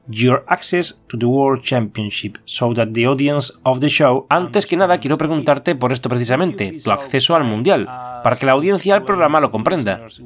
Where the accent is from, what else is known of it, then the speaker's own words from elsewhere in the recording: Kyiv, Ukraine; moved away as an adult; now in Montreal, Canada; Vengo de Kiev y toda mi vida he vivido allí. Actualmente resido con mi familia en Canadá, en Montreal.